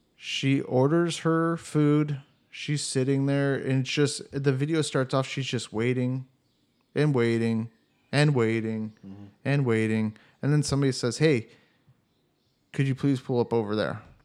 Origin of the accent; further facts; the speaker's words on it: Cleveland, Ohio, United States; moved away as an adult; also born or lived in Columbus, Ohio; now in Germany; where I grew up in Cleveland